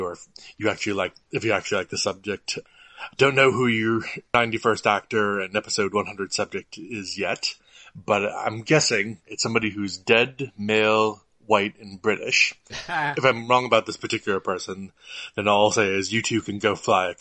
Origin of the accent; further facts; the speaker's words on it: United States; we Americans